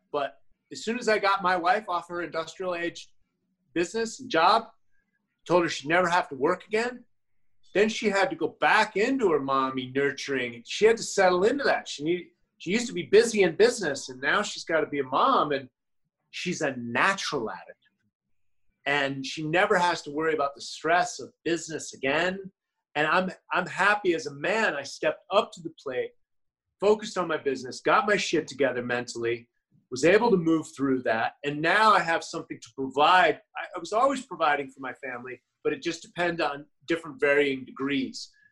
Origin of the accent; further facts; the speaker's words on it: United States; I'm an American